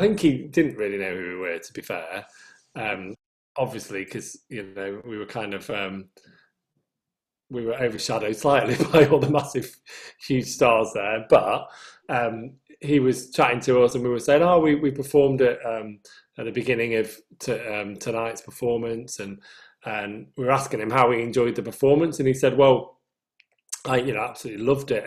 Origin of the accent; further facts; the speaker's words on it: United Kingdom; accent: northern; my northern accent